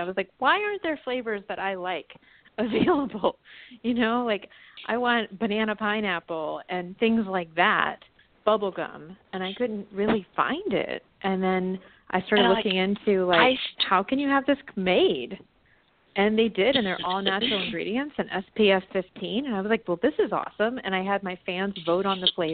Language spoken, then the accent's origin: English; Virginia, United States; moved away; my hometown in Virginia